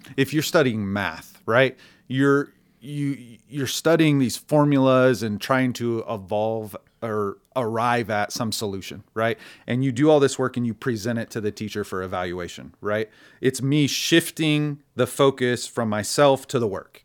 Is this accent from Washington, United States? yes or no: no; Stillwater, Oklahoma, United States; born and raised in Stillwater, Oklahoma